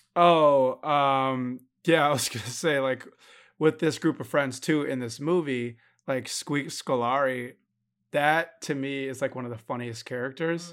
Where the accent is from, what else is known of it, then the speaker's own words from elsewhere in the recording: Milwaukee, Wisconsin, United States; my hometown, Milwaukee